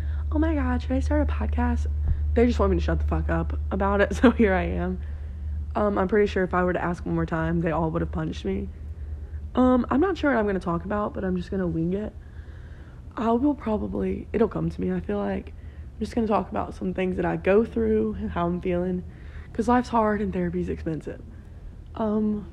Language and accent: English; Alabama, United States; I'm from Alabama